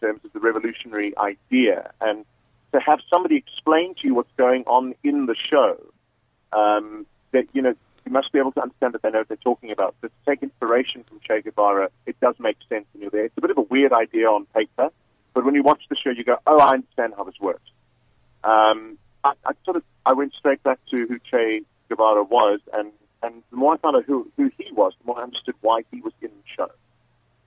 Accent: South Africa; being a South African

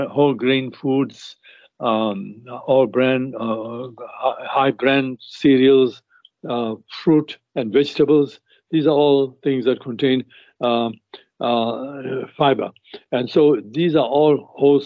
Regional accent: South Africa; we grew up in South Africa, playing cricket in South Africa

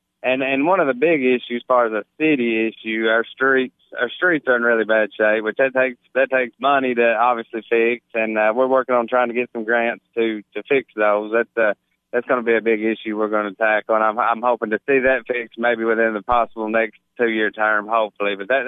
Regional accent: Gainesboro, Tennessee, United States; I was born and raised in Gainesboro

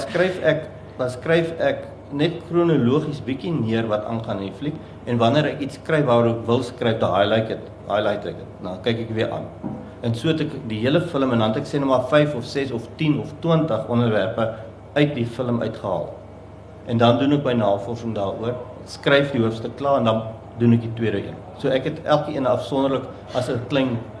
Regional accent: Somerset West, Western Cape, South Africa; also born or lived in Namibia; ek is oorspronklik van Namibië, daar gebore en ek het hier skool gegaan in Somersetwes en ek het hier gestudeer. En ek is nog altyd maar in die Kaap.

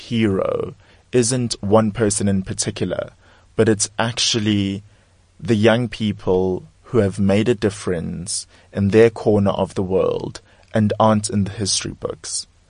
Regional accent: South Africa; for myself as a South African, for myself as a black South African

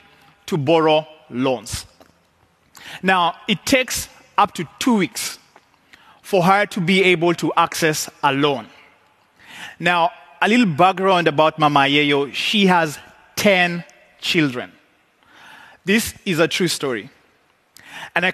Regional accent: Kenya; I come from Kenya

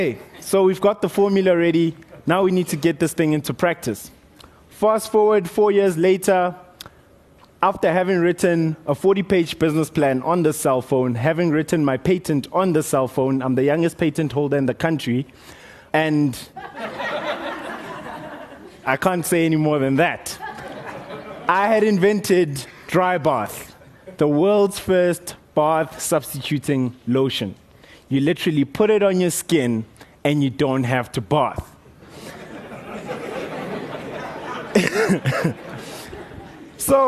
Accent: Motetema, Limpopo, South Africa; I grew up in Limpopo, on the border of Limpopo and Mpumalanga, little town called Motetema.

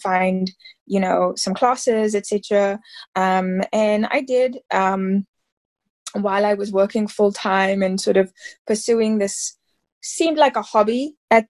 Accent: South Africa; now in Los Angeles, United States; I'm South African

